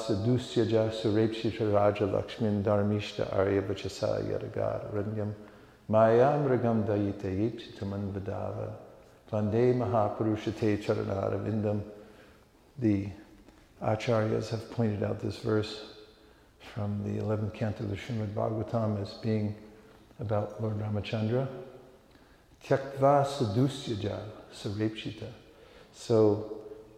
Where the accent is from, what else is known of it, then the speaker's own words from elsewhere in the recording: California, United States; moved away; I was born in California